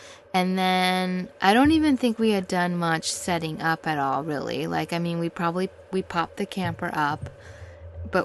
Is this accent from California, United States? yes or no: yes; Los Angeles, California, United States; I am from Hollywood, California